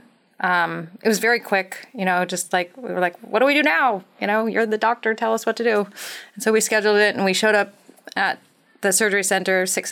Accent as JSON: {"language": "English", "region": "Montana", "country": "United States", "tie": "born or raised there", "said": "I grew up in Montana"}